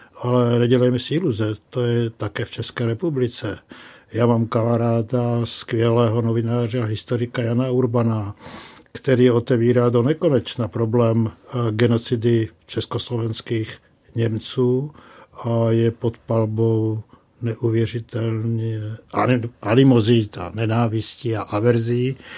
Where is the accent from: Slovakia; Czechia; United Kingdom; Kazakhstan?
Slovakia; moved away; jsem původně ze Slovenska